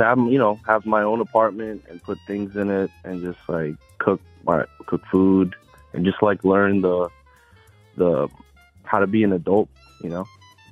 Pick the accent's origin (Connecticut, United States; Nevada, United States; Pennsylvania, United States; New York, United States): Pennsylvania, United States; Philadelphia; Yeah, I lived here my whole life.